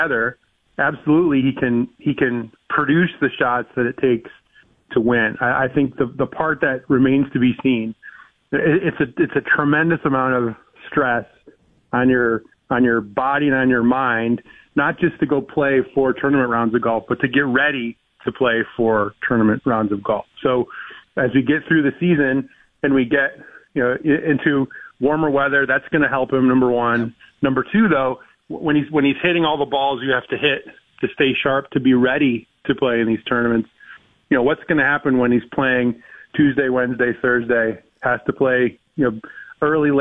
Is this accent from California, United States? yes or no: no; Michigan, United States; now in Connecticut, United States; I grew up in Michigan, a Red Wing fan. Since I moved here to Connecticut